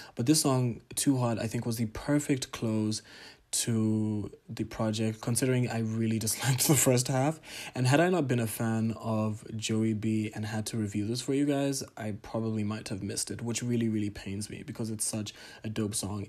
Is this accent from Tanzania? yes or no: yes; Tanzania; my home country, Tanzania